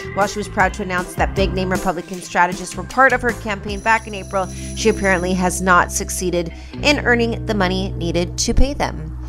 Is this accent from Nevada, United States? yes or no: yes; Las Vegas, Nevada, United States; i come from Vegas